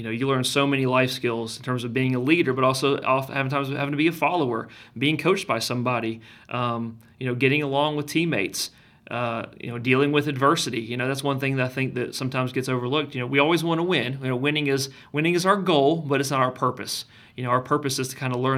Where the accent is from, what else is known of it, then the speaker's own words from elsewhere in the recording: Kennesaw, Georgia, United States; I grew up in Kennesaw.